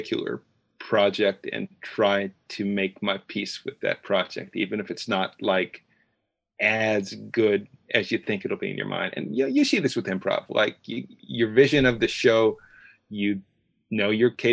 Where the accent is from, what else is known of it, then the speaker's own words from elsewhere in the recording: Chicago, Illinois, United States; moved away as an adult; now in New York, United States; I grew up in the Chicago area